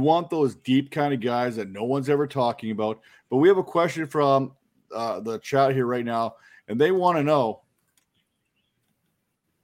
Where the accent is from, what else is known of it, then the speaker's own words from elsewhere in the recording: Canada; I'm Canadian